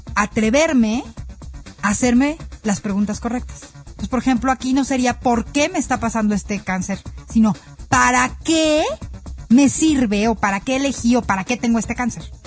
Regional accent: Mexico; como mexicanos

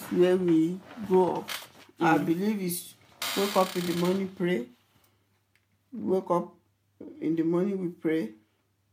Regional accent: Ikere-Ekiti, Ekiti, Nigeria; first language Yoruba; English is a second language; moved away; I grew up in Ikere Ekiti

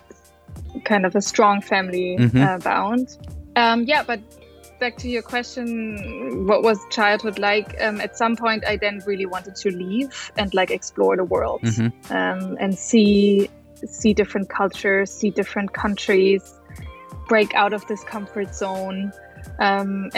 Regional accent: near Munich, Bavaria, Germany; I'm originally from Bavaria, near Munich. I grew up near Munich

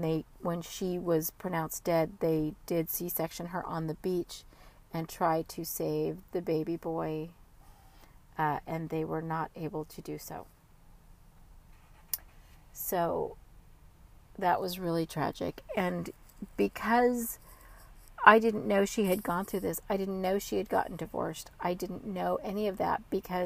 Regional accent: California, United States; I was from California

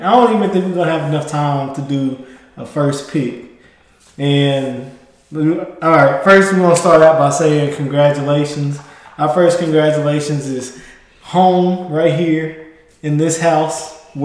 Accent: Mississippi, United States; now in Texas, United States; I came from Mississippi

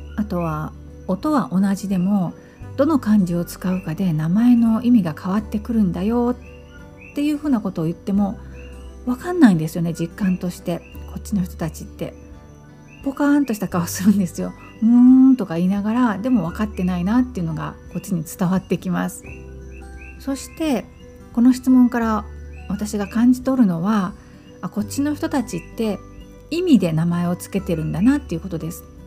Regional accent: Japan; first language Japanese; moved away as an adult; now in Kona, United States; 私はもともと日本から来たんです

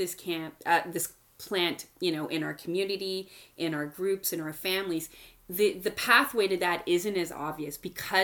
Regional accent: Montreal, Quebec, Canada; I grew up in Montreal

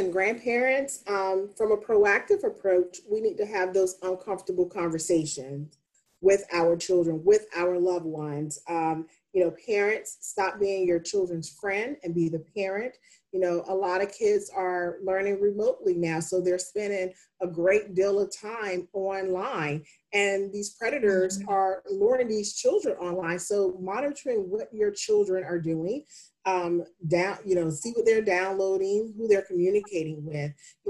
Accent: the South, United States; I grew up in the South and that's how I was raised.

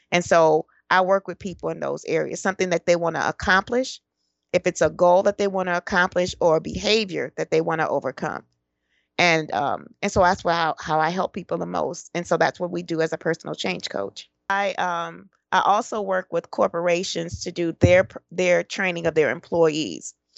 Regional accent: Detroit, Michigan, United States; also born or lived in Florida / Georgia / Tennessee; born and raised in Detroit, Michigan.

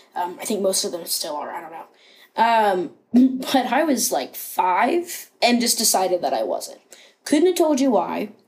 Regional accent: Rockingham County, Virginia, United States; also born or lived in Harrisonburg, Virginia / Grottoes, Virginia; now in Cincinnati, United States; I grew up in Rockingham County, which is a very small place in Virginia

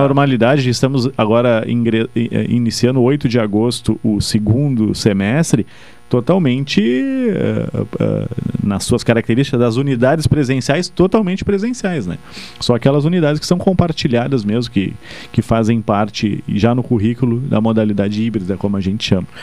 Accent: Pelotas, Rio Grande do Sul, Brazil; also born or lived in Bagé; sou pelotense, natural daqui

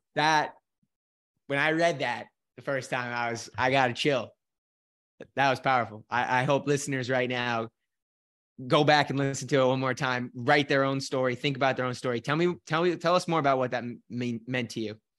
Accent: Scotland, United Kingdom; accent: Scottish; My little Scottish accent

